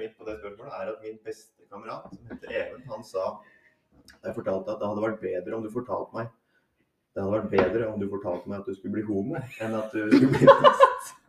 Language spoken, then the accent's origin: Norwegian; Hurdal, Akershus, Norway; also born or lived in Harstad; jeg vokste opp i Hurdal